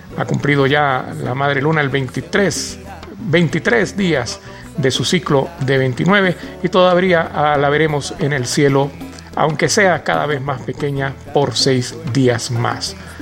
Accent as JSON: {"language": "Spanish", "country": "Venezuela", "also_born_or_lived": "Rubio, Táchira", "said": "aquí en la ciudad de Rubio, en el estado Táchira de nuestra amada y tantas veces golpeada Venezuela"}